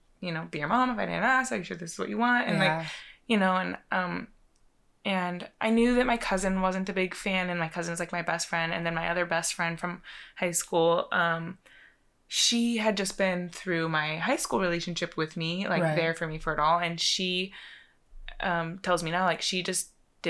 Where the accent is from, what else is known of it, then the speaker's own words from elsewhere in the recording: North Idaho, United States; now in Austin, United States; growing up in North Idaho, kind of smaller town